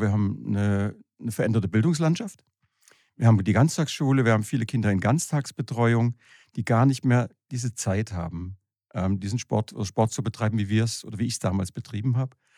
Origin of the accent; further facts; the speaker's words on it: Horb am Neckar, Baden-Württemberg, Germany; ich komme aus Horb am Neckar